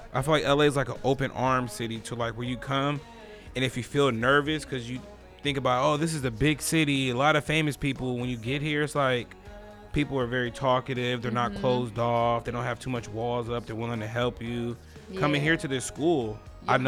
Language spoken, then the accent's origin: English; Fresno, California, United States; moved away as an adult; also born or lived in Los Angeles / Georgia; I lived in LA. I lived in Georgia. I lived in Fresno where I'm from. So I moved around.